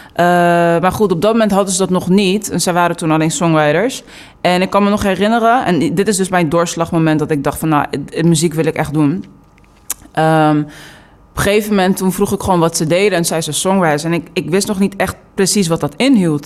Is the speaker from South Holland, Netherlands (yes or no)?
yes; Delft, South Holland, Netherlands; also born or lived in New York; now in The Hague, Netherlands; ik ben geboren en getogen in Delft. En eh, ik woon nu eh, in Den Haag.